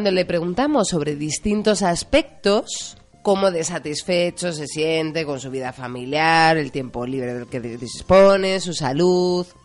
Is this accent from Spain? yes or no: yes; Spain; Así somos los españoles, sociables, nos gusta la gente